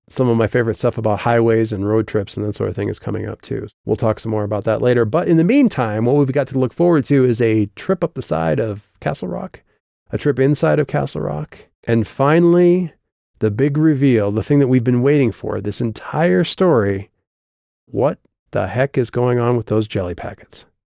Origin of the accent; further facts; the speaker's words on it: South Dakota, United States; moved away as an adult; also born or lived in Colorado; I grew up obviously in South Dakota.